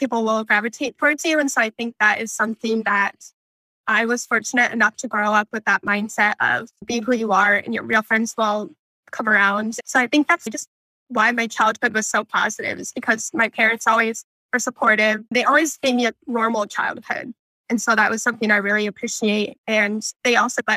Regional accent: Michigan, United States; moved away as an adult; now in North Carolina, United States; I grew up in Michigan and participated in the camp that you just talked about

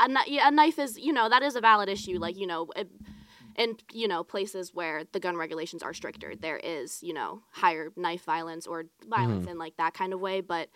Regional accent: Mount Pleasant, Pennsylvania, United States; Like, yeah, by Greensburg.

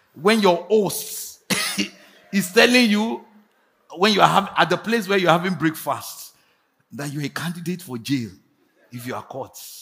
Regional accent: Nigeria; moved away; also born or lived in United States; I traveled there not as a Nigerian, as an American

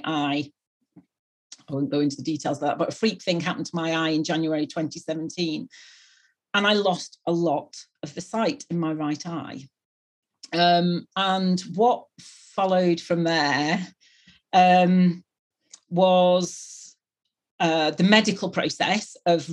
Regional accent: near Manchester, North West England, United Kingdom; now in Bristol, United Kingdom; I come from the northwest of England, which is up near Manchester, but I live and have lived for 22 years in Bristol, which is in the southwest.

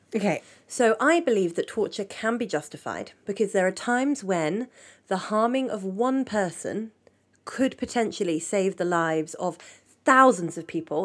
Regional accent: England, United Kingdom; I'm British, I'm, I'm from England

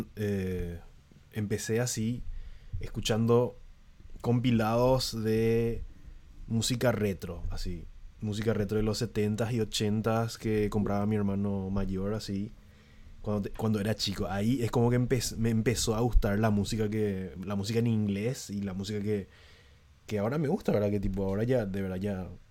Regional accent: San Lorenzo, Central, Paraguay; yo tampoco soy de Asunción, ¿verdad? Pero tipo, soy de alrededores, soy de San Lorenzo

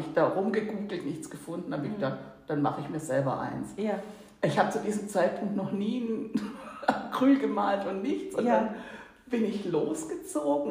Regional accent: Swabia, Germany; accent: Swabian; moved away as an adult; now in Hamburg, Germany; So richtig aus tiefstem Schwabenland

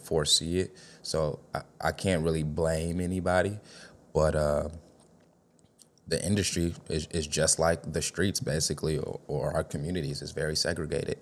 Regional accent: Chicago, Illinois, United States; West Side for sure

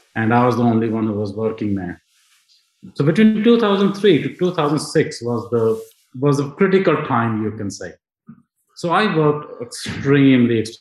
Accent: Punjab, India; English is a second language; moved away as an adult; now in United Kingdom; I was born in India

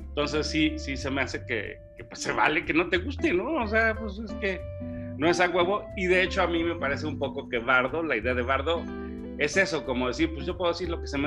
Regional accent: Mexico City, Mexico; ya no soy chilango, pero tampoco soy de Torreón. Y allá no soy local y aquí tampoco.

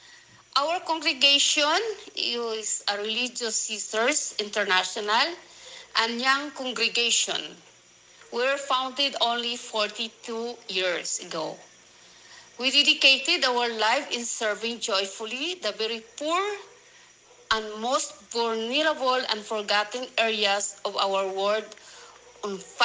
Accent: Philippines; we are 5 Filipina sisters.

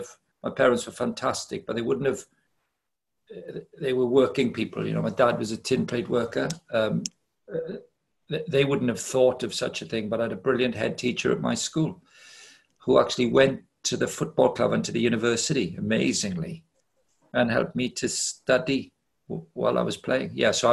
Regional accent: Wales, United Kingdom; I grew up in Wales. I'm 58. I was born in 1962. In that period, growing up in Wales

